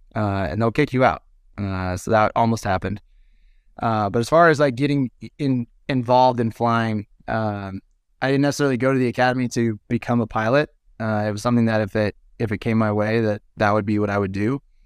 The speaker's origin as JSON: {"language": "English", "country": "United States", "said": "we as American fighter pilots"}